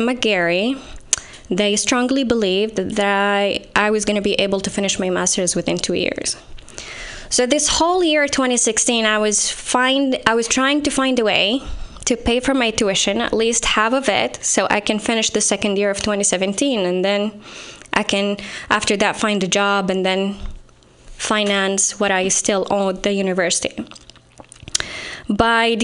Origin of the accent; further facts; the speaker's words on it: Saudi Arabia; moved away as an adult; now in United States; I'm from Saudi Arabia